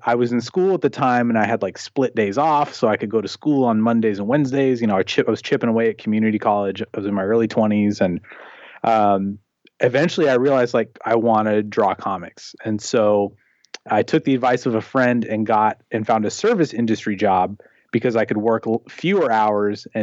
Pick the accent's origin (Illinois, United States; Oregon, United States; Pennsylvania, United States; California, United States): Oregon, United States; Portland; also born or lived in Seattle, Washington; I was born in Seattle, Washington, and then I've lived in the, you know, greater Portland area since I was about 5. So I grew up here